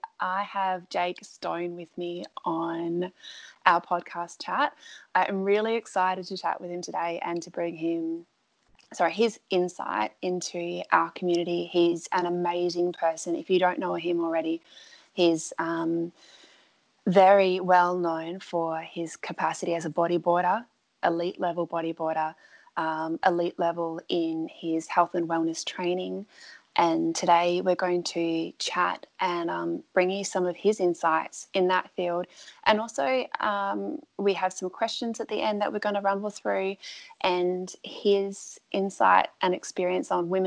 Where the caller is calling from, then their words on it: Dunsborough, Western Australia, Australia; I'm calling in from Dunsborough